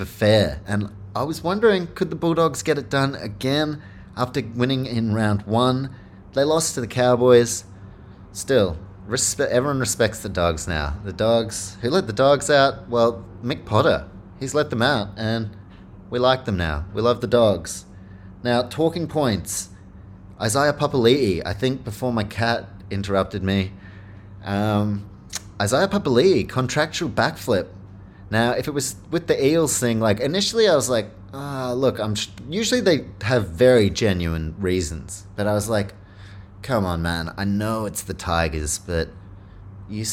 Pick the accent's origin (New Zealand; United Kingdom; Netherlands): New Zealand; Auckland; Auckland, my hometown, also the Warriors' hometown